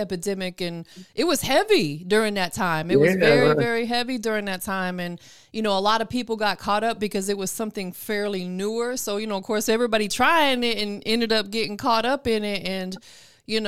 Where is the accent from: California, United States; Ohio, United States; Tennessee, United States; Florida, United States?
Florida, United States; now in Atlanta, United States; even though I'm from Florida, I live in Atlanta now, I'm from Florida